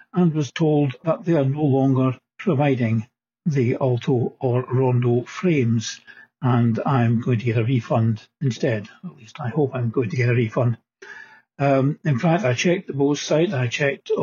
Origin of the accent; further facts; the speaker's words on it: Scotland, United Kingdom; being a Scot